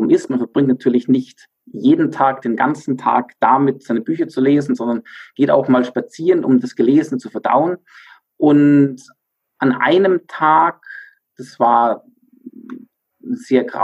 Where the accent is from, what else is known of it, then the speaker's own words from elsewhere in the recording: Bavaria, Germany; born there; bin auch tatsächlich gebürtiger Bayer und ähm, jetzt im Alpenvorland wieder ansässig, nachdem ich zwischendurch zehn Jahre fast im Ausland war